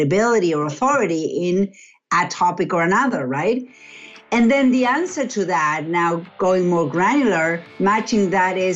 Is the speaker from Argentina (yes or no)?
yes; Argentina; moved away as an adult; now in Massachusetts, United States; I'm originally from Argentina. I've been in the U.S. for about 20 years